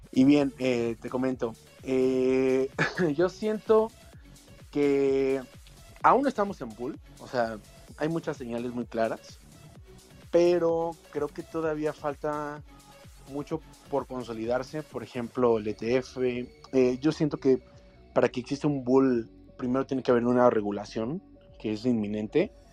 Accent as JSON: {"language": "Spanish", "region": "Mexico City", "country": "Mexico", "said": "eh, de la CDMX, de aquí en México."}